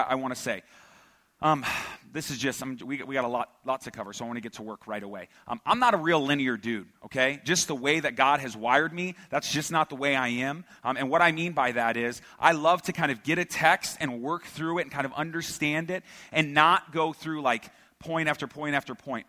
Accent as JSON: {"language": "English", "country": "United States", "tie": "born or raised there", "said": "I was born and raised here in the Valley"}